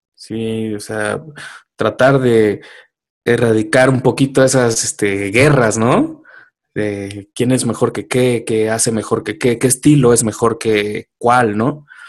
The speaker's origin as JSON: {"language": "Spanish", "region": "Oaxaca", "country": "Mexico", "tie": "born or raised there", "moved": "yes", "lives_now": "Mexico City, Mexico", "said": "allá en mi pueblo, en Oaxaca"}